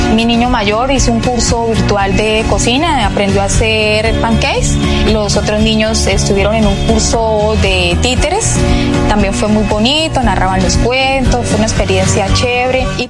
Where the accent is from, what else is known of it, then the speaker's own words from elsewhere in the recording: Curití, Santander, Colombia; vivíamos en, Curití